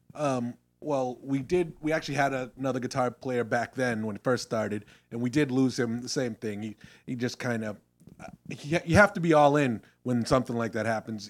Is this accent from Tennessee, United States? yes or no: no; Randolph, Massachusetts, United States; we're from the South Shore, Massachusetts. Um, Jeff and I both grew up in Randolph